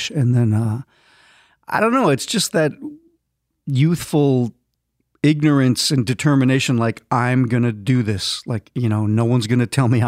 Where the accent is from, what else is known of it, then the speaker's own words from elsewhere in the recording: Minnesota, United States; grew up in Minnesota